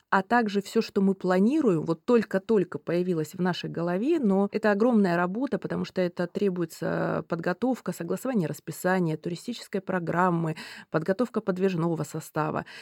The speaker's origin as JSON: {"language": "Russian", "country": "Russia", "tie": "born or raised there", "moved": "yes", "said": "я родилась э, на Байкале"}